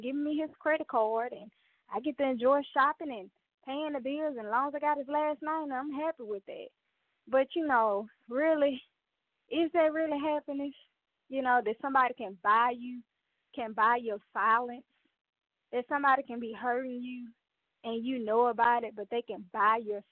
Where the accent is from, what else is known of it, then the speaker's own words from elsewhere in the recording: the South, United States; I'm from the South